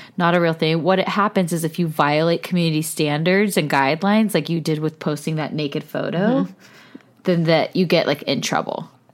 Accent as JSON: {"language": "English", "region": "California", "country": "United States", "also_born_or_lived": "Los Angeles", "said": "we're from California"}